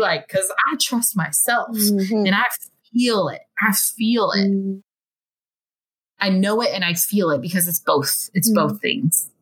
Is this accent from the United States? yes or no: yes; United States; growing up in the United States